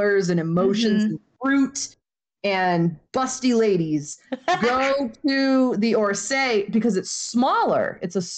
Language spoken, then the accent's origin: English; Maine, United States; moved away as an adult; also born or lived in Arizona / Indiana; now in Florida, United States; I grew up in Maine. I moved to Arizona for my master's degree, so I lived out there for a while. I lived in Indiana when I was working on my doctorate